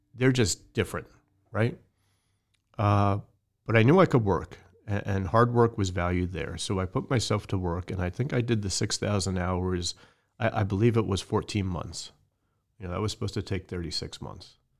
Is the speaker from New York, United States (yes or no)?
yes; right outside the Bronx, New York, United States; I grew up in New York right outside the Bronx